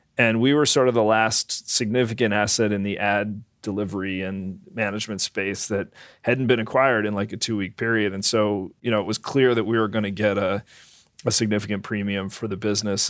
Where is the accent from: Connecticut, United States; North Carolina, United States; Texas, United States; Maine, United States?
Connecticut, United States; Brookfield; I grew up in Brookfield, Connecticut